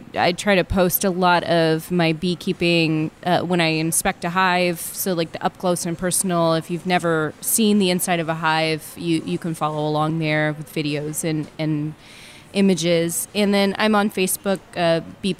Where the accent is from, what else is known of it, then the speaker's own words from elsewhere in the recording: Fort Wayne, Indiana, United States; I was born in Fort Wayne, Indiana